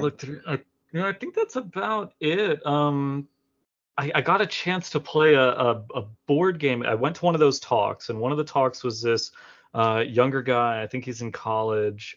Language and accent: English; Florida, United States; now in Montgomery, United States; I'm from Florida and I currently live in Montgomery, Alabama.